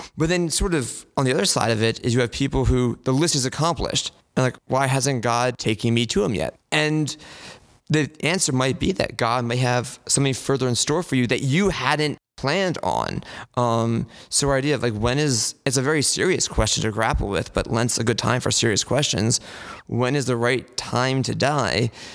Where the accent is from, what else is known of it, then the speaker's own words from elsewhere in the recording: Glenside, Pennsylvania, United States; I'm from St. Luke's in Glenside, which is just to the north of the city